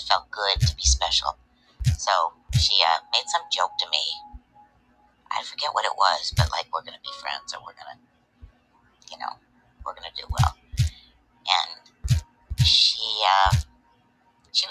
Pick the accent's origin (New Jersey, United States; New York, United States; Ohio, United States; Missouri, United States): Missouri, United States; St. Louis; I was born in St. Louis, Missouri